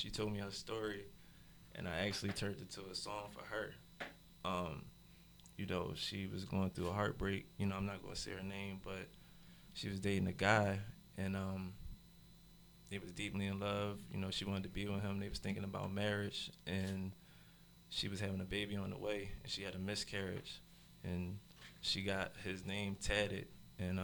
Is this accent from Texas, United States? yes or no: no; Philadelphia, Pennsylvania, United States; Growing up in South Philly, that's where I'm from, to be exact